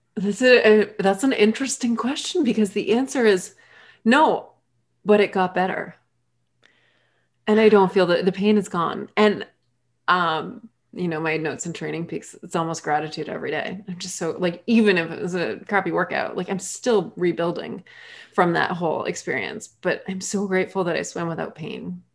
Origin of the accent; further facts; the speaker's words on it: Massachusetts, United States; moved away as an adult; also born or lived in Maine / North Carolina / Hawaii / Barbados; I grew up in Massachusetts